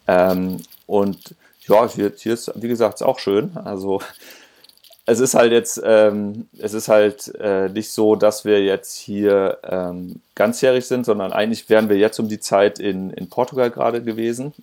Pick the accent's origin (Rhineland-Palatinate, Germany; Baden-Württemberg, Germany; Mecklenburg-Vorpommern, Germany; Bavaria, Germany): Rhineland-Palatinate, Germany; Linz am Rhein; moved away as an adult; also born or lived in Hamburg; ich komme eigentlich aus dem Rheinland, ich bin da aus, aus Linz der Ecke, Linzer Rhein.